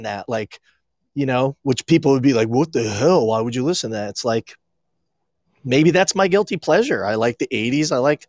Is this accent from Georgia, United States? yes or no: no; Maine, United States; accent: Maine accent; when we grew up in Maine, we do have a lot of the same tendencies and words and things.